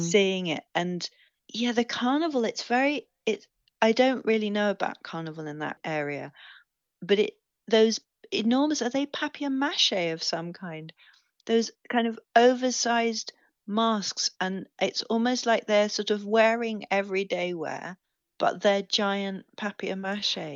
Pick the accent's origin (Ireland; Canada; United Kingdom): United Kingdom; England; I'm English